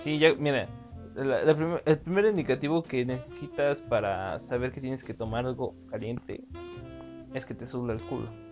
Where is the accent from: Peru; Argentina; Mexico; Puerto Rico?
Mexico; Mexico City; Y yo soy del estado de México, pero también me crié en el DF